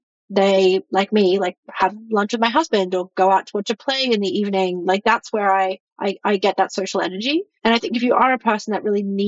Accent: Australia; moved away as an adult; now in United States; I'm from Australia and I live in the US and all of my family are in Australia

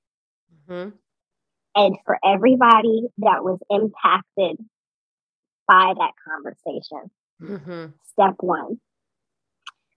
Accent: Georgia, United States; I am a dark-skinned Black woman born and raised in Georgia

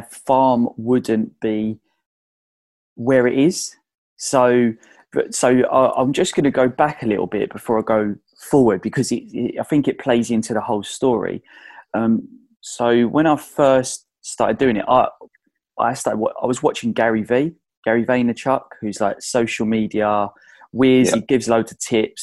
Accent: Essex, East of England, United Kingdom; I'm from Essex

